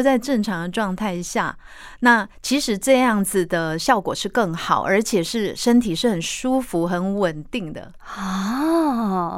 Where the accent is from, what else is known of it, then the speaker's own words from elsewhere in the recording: Taiwan; 我们台湾人的饮食习惯